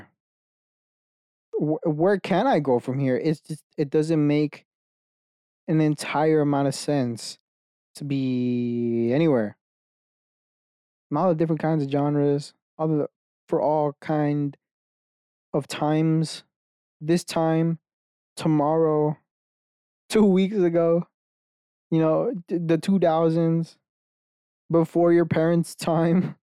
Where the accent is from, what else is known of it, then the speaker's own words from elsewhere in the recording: United States; I was born fucking Mexican in America, right? That I'm a being in America. Just by circumstance, I know 2 languages.